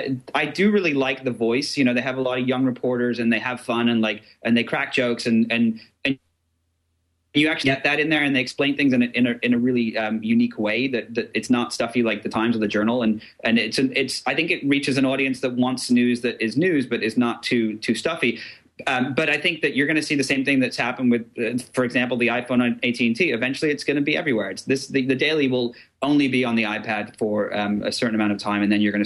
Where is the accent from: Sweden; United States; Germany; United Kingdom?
United Kingdom; England; I grew up in England, and I went to a private school called Barnard Castle, and then I got expelled.